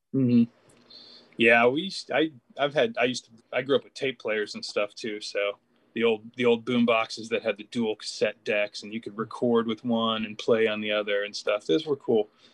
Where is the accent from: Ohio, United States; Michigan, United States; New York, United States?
Ohio, United States; Cleveland; originally from Cleveland, Ohio, right on the shores of Lake Erie. So I'm a Midwesterner